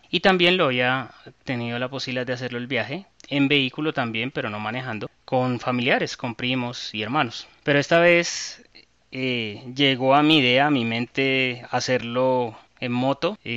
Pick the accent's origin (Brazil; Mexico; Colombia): Colombia; Santa Marta, Magdalena; Eh, había ido a Santa Marta anteriormente en avión, en carro particular, en bus y siempre para mí ha sido muy grato estar en mi tierr